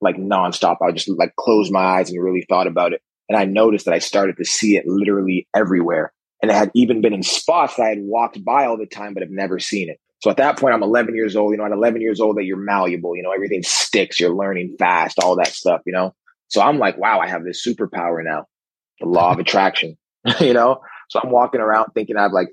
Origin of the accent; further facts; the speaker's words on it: Ottawa, Ontario, Canada; also born or lived in Newfoundland; I grew up in Ottawa, Canada. Was originally born in Newfoundland.